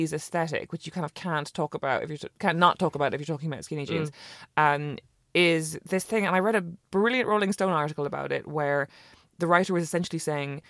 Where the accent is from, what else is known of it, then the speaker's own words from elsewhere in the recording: Cork, Munster, Ireland; now in London, United Kingdom; I grew up in Cork